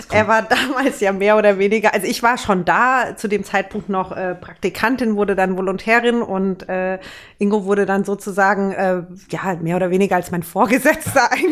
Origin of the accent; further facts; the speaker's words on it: Herborn, Hesse, Germany; Ja, das ist in Herborn. Das ist in Hessen.